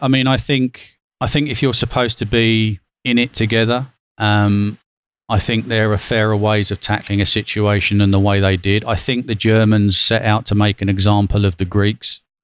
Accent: London, United Kingdom; moved away as an adult; also born or lived in Athens, Greece; as a Londoner

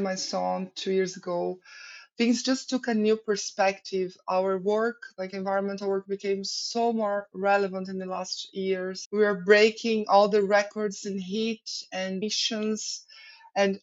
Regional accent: Brazil; moved away as an adult; also born or lived in Ireland; as a Brazilian studying abroad

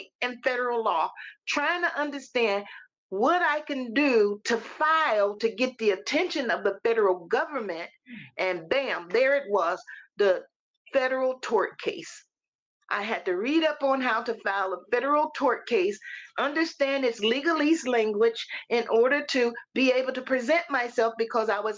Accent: Missouri, United States; moved away as an adult; now in Tennessee, United States; I am a native of Missouri

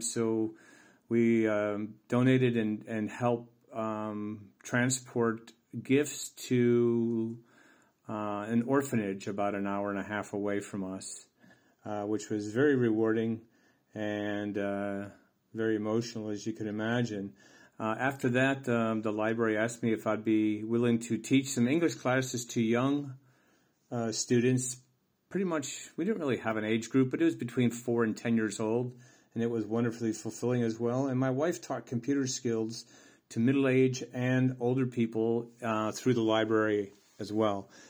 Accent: United States; moved away as an adult; also born or lived in Tisno, Croatia; now in Croatia; I'm an American who immigrated to the small village of Teesnoe in the beautiful country of Croatia.

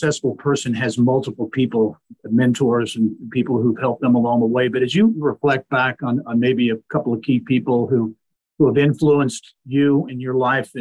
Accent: Clinton, Indiana, United States; my hometown in Clinton, Indiana

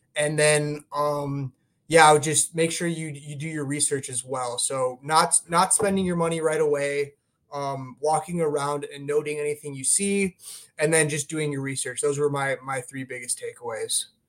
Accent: Glenview, Illinois, United States; I live in, uh, my hometown is, uh, Glenview. So, it's, it's a suburb of Chicago

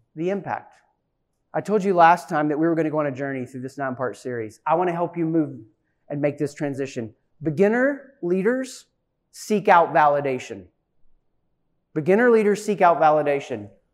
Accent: East Tennessee, United States; accent: Southern; moved away; I was raised in East Tennessee

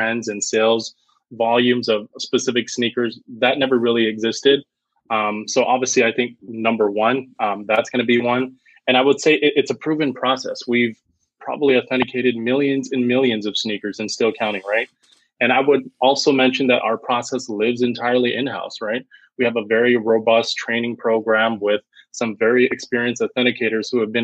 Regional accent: Canada

